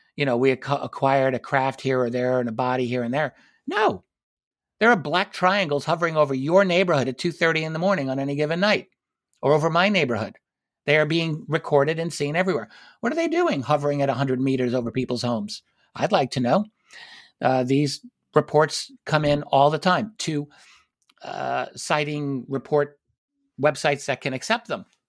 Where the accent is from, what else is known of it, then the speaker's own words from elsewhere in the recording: United States; I'm, I'm an American citizen. I'm here in the United States